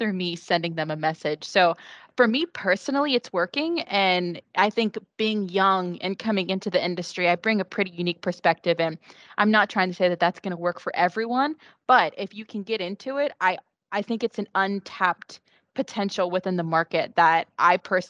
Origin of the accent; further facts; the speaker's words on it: West Virginia, United States; moved away as an adult; now in Florida, United States; I'm not from Florida. I am from West Virginia